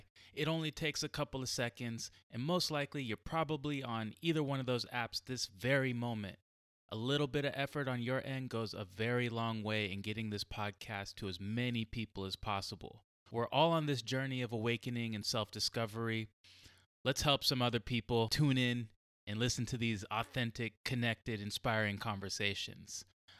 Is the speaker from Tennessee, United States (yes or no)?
no; Carlsbad, California, United States; Yeah, we had a friend who I grew up like in Southern Carlsbad, and Daniel and everybody else like grew up in like Northern Carlsbad.